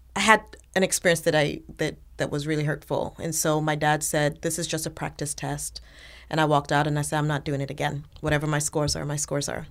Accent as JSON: {"language": "English", "country": "Nigeria", "tie": "born or raised there", "also_born_or_lived": "Canada / Sierra Leone (ancestry)", "moved": "as an adult", "lives_now": "United States", "said": "I grew up in Nigeria, and so a lot of my experiences and, and my worldviews were shaped there"}